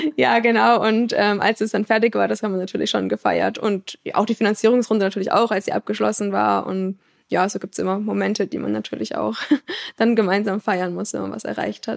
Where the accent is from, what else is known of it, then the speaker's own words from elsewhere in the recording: Würzburg, Bavaria, Germany; moved away as an adult; now in Aalen, Germany; aus dem Raum Würzburg, ganz grob